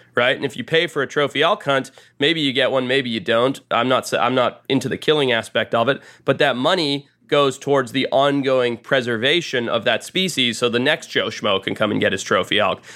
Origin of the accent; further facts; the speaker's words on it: Zimbabwe; I grew up in Zimbabwe in Southern Africa